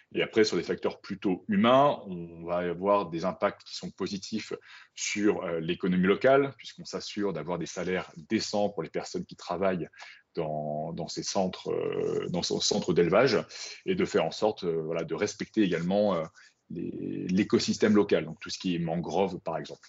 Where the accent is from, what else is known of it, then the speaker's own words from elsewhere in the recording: Brive-la-Gaillarde, Nouvelle-Aquitaine, France; moved away; also born or lived in Paris; moi, à la base, donc, je viens de Brive, en Corrèze